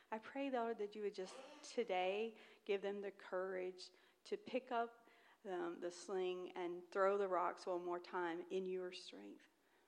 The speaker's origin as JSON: {"language": "English", "region": "Mississippi", "country": "United States", "accent": "Southern", "said": "Just last week, I was in Mississippi getting my southern accent rejuvenated."}